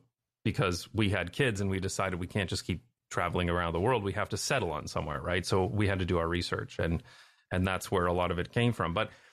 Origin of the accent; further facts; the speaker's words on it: Canada; also born or lived in United Kingdom / Taiwan / Belgium / United States; now in Netherlands; you know, I'm from Canada, but then we left and we lived in various places like the UK, Taiwan, Belgium.